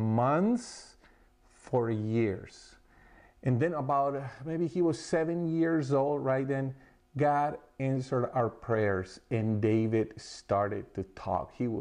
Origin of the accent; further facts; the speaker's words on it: Colombia; moved away; we're from Colombia